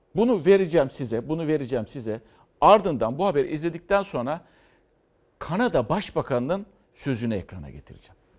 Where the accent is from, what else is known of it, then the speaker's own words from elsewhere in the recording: İzmir, Turkey; ben İzmirliyim. İzmir Atatürk Lisesi'nden mezun.